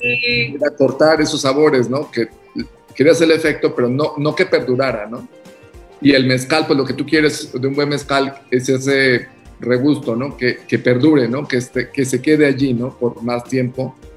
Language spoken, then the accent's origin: Spanish; Oaxaca, Mexico; entre oaxaqueños